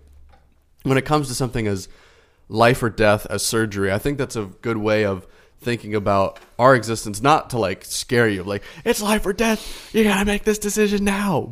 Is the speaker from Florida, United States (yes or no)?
yes; Florida, United States; I was born and raised in Florida